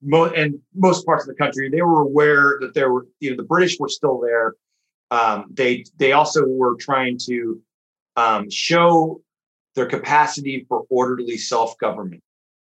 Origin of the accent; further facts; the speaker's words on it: San Francisco, California, United States; moved away as an adult; also born or lived in Cork; when I grew up in San Francisco, I went to school with a lot of Irish